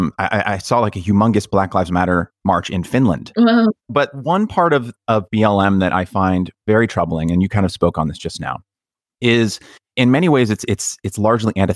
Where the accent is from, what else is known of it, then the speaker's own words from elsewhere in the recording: United States; as an American